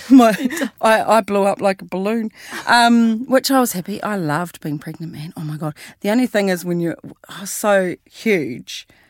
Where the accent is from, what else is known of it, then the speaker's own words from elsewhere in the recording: Christchurch, Canterbury, New Zealand; we are from Christchurch.